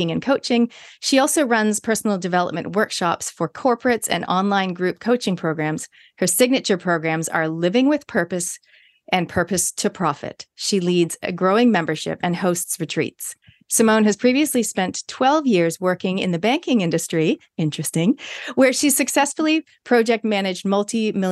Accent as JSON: {"language": "English", "town": "Toronto", "region": "Ontario", "country": "Canada", "tie": "born or raised there", "moved": "yes", "said": "When I was growing up in Canada with me and my three sisters in Toronto"}